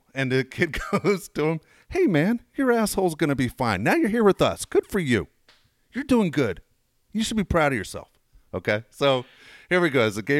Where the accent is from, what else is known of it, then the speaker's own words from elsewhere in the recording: San Diego, California, United States; also born or lived in Los Angeles; I was born in LA, but I'm a San Diego guy.